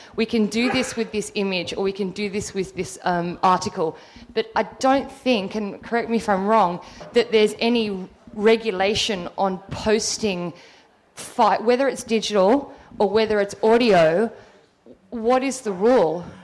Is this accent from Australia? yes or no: yes; Australia; moved away; I'm Australian, but I live here